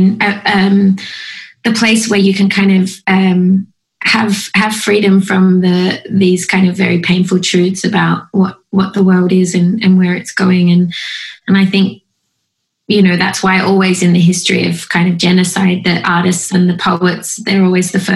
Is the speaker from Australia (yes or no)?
yes; Australia; I'm not patriotic at all about being Australian